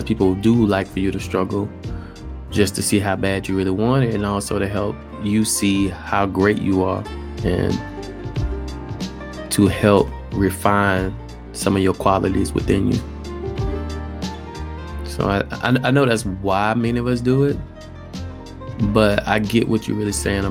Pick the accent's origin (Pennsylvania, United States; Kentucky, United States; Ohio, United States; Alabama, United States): Alabama, United States; moved away; I'm from Alabama